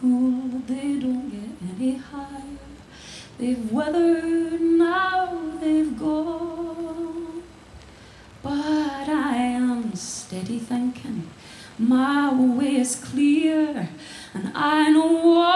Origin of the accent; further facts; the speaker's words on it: Glasgow, Scotland, United Kingdom; I'm from Glasgow